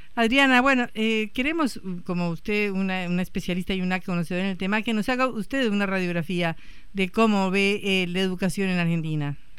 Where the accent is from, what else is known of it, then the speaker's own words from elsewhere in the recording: Colombia; moved away; Yo soy colombiana